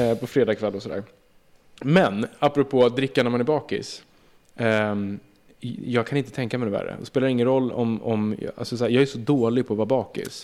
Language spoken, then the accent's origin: Swedish; Södertälje, Stockholm County, Sweden; jag är uppvuxen i Södertälje och gick i Ronnaskolan